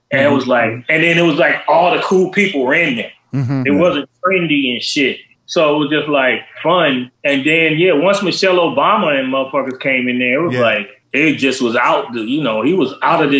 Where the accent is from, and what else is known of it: Atlanta, Georgia, United States; born or raised there